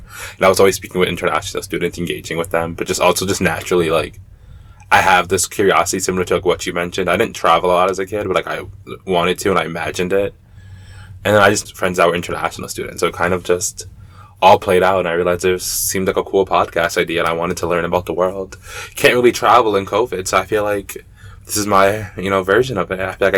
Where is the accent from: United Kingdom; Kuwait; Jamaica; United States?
Jamaica; Oh, yeah, that's I love mangoes. I'm Jamaican, trust me. I didn't even know y'all they had seasons. I'm a dumb American.